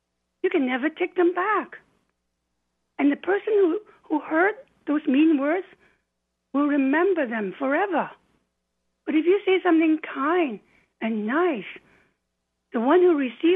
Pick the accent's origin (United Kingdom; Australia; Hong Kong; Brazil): Hong Kong; moved away as an adult; now in British Columbia, Canada; we grew up in Hong Kong, both of us, and it was a very open in terms of beliefs